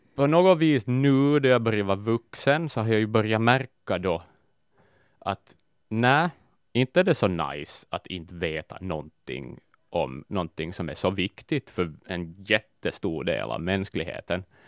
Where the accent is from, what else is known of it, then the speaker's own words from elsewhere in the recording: Vaasa, Ostrobothnia, Finland; Tage är, liksom jag, född och uppvuxen i Vasa